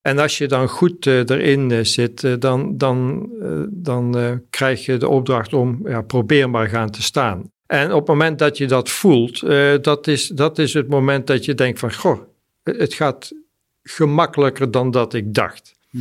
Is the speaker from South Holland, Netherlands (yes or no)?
no; Mierlo, North Brabant, Netherlands; also born or lived in Sweden; ik kom uit Mierlo, ik ben 64 eh, jaar.